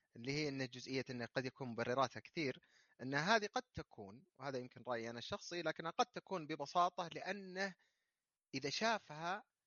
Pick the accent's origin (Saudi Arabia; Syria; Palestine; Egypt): Saudi Arabia; عندنا في السعوديه